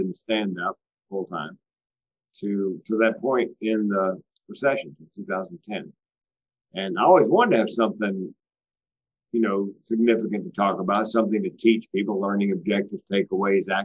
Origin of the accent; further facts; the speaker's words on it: Southeast, United States; I was raised in the Southeast